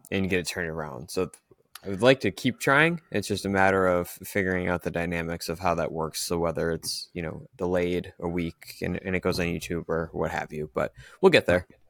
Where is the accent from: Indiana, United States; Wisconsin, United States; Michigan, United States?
Wisconsin, United States; Green Bay; I'm from the Green Bay area